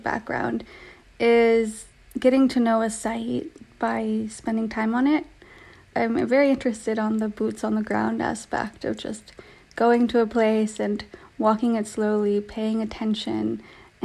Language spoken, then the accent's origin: English; Los Angeles, California, United States; I grew up in Los Angeles